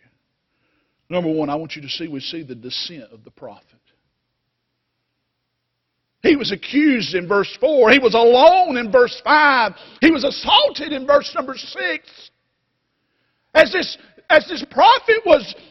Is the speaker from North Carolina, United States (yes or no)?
yes; North Carolina, United States; North Carolina